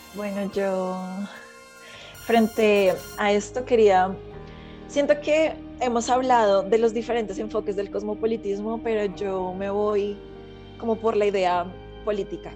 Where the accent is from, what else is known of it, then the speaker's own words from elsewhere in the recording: Colombia; ideas conservadoras que tengo yo como colombiana frente a mis tradiciones, frente a mi historia, frente a mi patria